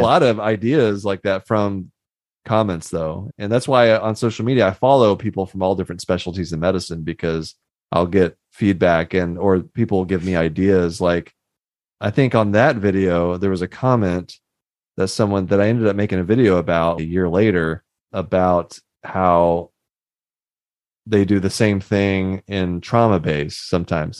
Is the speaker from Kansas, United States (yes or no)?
no; Houston, Texas, United States; I grew up in Houston